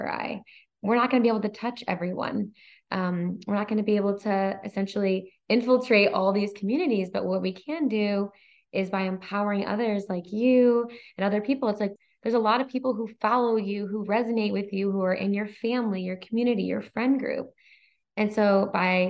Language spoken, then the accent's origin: English; Michigan, United States; moved away; our Michigan roots, we're both from Michigan